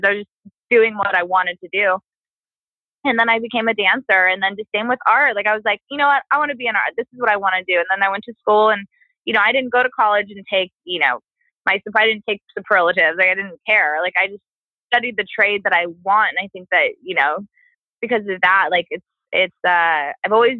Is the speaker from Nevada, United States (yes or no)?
yes; Las Vegas, Nevada, United States; moved away; I grew up in Vegas, and I grew up in not a really good area